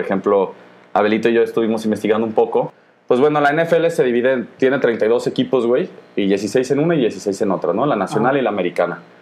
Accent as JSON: {"language": "Spanish", "region": "Guanajuato", "country": "Mexico", "said": "Somos nosotros de Guanajuato"}